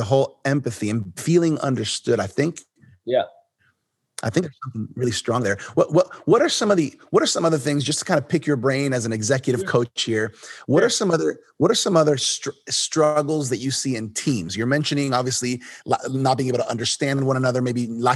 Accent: Miami, Florida, United States; I was born here in Miami

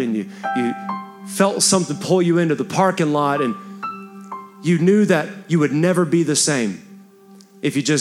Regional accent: Texas, United States; I'm a Texan

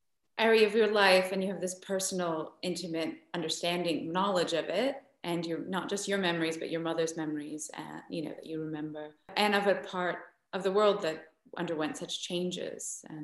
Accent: London, United Kingdom; I grew up in North London, so I didn't really know it until my brother and sister-in-law were living there for a couple of years.

